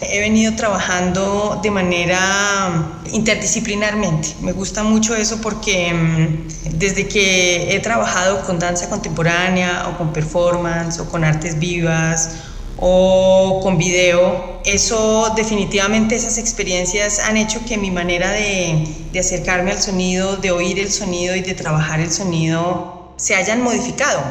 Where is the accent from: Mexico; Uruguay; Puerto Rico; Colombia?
Colombia; soy compositora colombiana